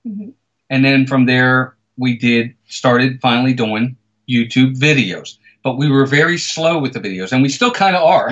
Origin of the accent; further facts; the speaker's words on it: Baltimore, Maryland, United States; I'm born and raised in Baltimore, Maryland. I've been here my entire life